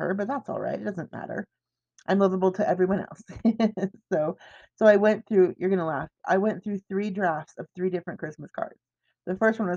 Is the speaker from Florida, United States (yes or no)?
no; Everett, Washington, United States; moved away; growing up in Everett where everybody in my family was sick except for me